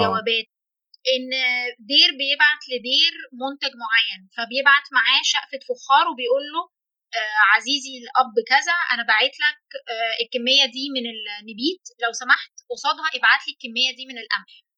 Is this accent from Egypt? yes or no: yes; Egypt; احنا عندنا هنا